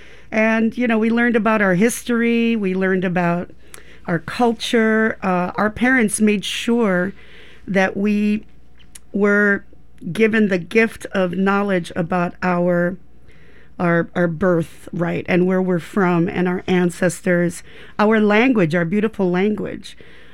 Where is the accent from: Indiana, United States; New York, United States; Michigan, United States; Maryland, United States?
Michigan, United States; Detroit; I'm actually from Detroit, Michigan.